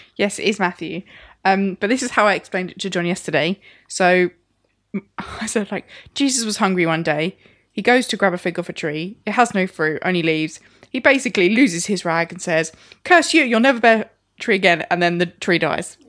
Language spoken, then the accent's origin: English; United Kingdom; as a British culture